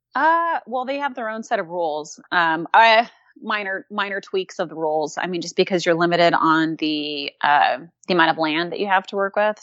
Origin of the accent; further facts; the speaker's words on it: Southern California, United States; moved away as an adult; also born or lived in Hawaii; now in Louisville, Kentucky, United States; I'm originally from Southern California